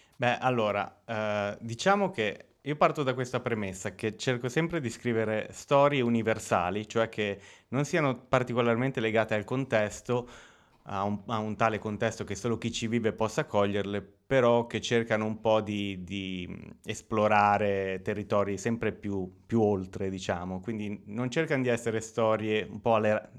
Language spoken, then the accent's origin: Italian; Lugo, Emilia-Romagna, Italy; also born or lived in Bagnacavallo; io sono nato qui a Lugo eh, nel 1989